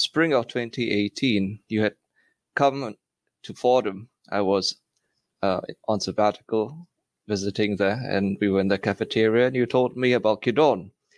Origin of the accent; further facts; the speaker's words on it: Singapore; moved away as an adult; also born or lived in Stockholm, Sweden; now in United States; as a Singaporean in Sweden